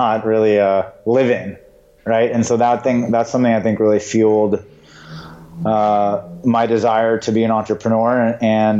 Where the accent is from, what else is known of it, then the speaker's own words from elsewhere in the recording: San Diego, California, United States; also born or lived in Israel; I was born in Israel, sorry. And then I grew up in San Diego